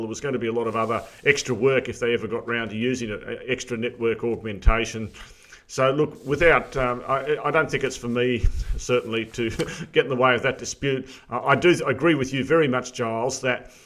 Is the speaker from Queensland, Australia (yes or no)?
no; Armidale, New South Wales, Australia; moved away; My old home area, uh, New England. I grew up in Armidale